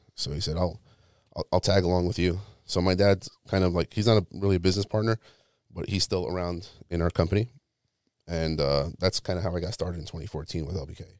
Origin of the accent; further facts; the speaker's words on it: New York City, New York, United States; moved away; I'm originally from New York, like, the Brooklyn, Queens area